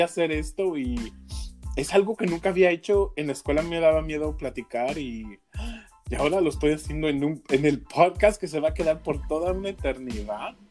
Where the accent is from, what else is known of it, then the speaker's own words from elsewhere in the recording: Mexico; yo soy un mexicano muy raro